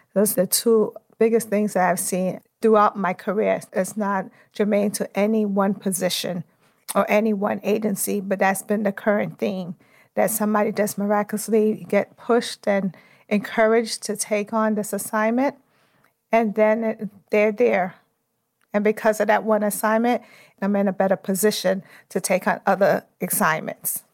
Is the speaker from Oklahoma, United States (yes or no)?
no; New York City, New York, United States; I'm from Brooklyn, New York. I always like to start off with where I came from